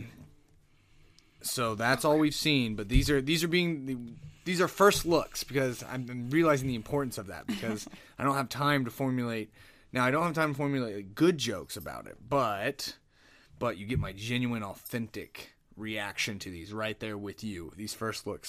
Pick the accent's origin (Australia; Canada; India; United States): United States; Vermont; I'm from Vermont.